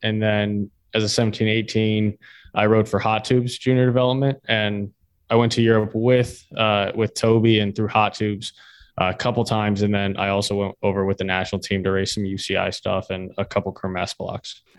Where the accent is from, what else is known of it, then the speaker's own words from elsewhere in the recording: Florida, United States; I'm from Florida, so Spanish, you hear a lot